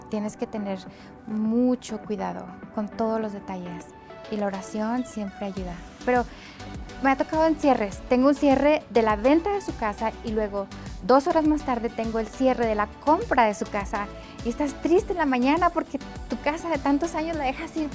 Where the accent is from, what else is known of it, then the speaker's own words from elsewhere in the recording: Mexico; Le dije, yo soy de México, yo hablo español, puedo traducir con mucho gusto.